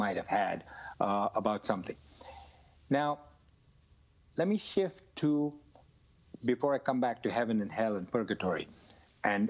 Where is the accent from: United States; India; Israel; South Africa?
India; I grew up in India where everybody around me used to smoke